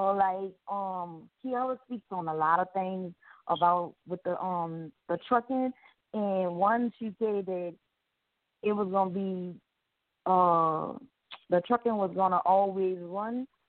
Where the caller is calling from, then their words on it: Houston, Texas, United States; I'm calling from Houston, Texas.